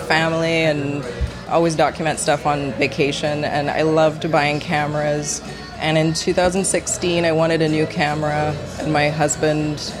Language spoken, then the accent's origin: English; Barbados; I grew up in Barbados